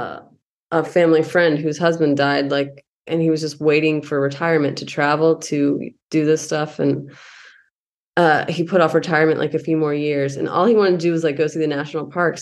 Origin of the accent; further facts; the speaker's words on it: California, United States; moved away; I'm still a Californian.